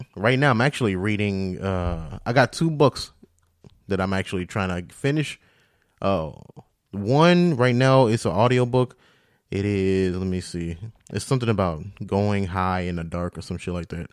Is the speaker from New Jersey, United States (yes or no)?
no; St. Louis, Missouri, United States; now in Las Vegas, United States; my hometown, where, the place I was raised, not Vegas, but, uh, uh, Saint Louis.